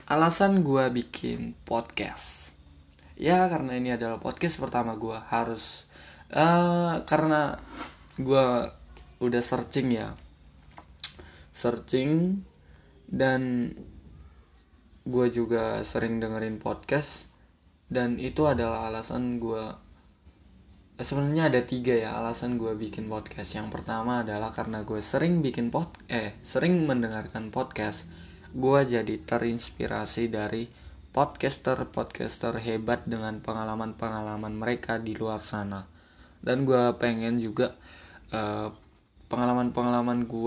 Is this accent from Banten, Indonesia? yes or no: no; North Sumatra, Indonesia; born there; gue orang Batak dan Eh, gue lahir di asli lahir di Sumatera Utara ya buat kalian yang nggak tahu ya deket-deket Danau Toba lah ya